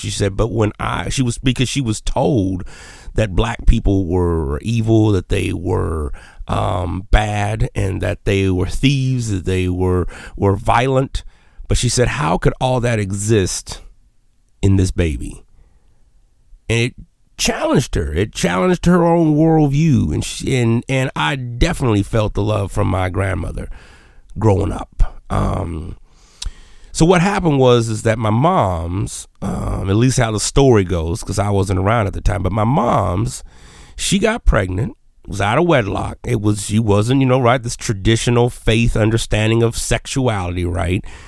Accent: Menard, Texas, United States; first language Spanish; English is a second language; growing up in Texas, I was really into, uh, just shooting stuff

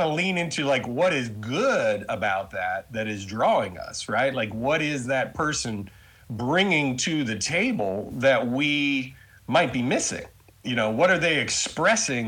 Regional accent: Charlotte, North Carolina, United States; moved away as an adult; also born or lived in Los Angeles, California; I grew up in Charlotte, North Carolina

